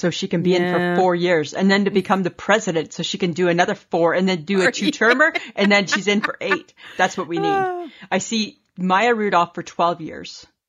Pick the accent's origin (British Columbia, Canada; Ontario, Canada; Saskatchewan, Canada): Ontario, Canada; Wasaga Beach; my hometown area.